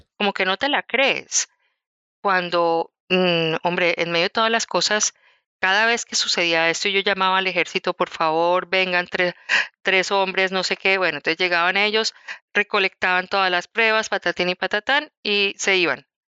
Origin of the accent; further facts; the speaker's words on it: Bogotá, Colombia; moved away as an adult; also born or lived in Quindío, Colombia; yo nací en Bogotá, que es la capital de Colombia, pero cuando me casé y tuve mis primeros, pues mis dos hijos, decidí irme a vivir a un sitio que es esplendoroso, eh, se llama eh, el Quindío